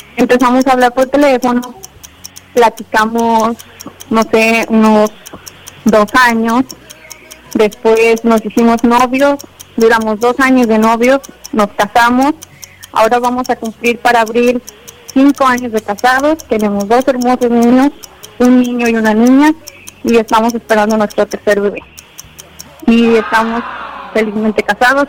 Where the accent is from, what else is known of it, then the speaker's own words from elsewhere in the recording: Arandas, Jalisco, Mexico; now in Texas, United States; yo soy de Aranda, este, ahorita nos encontramos en Texas, Estados Unidos